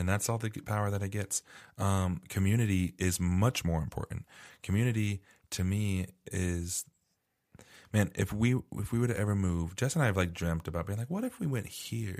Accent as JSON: {"language": "English", "region": "Arizona", "country": "United States", "tie": "born or raised there", "moved": "yes", "said": "I grew up in Arizona"}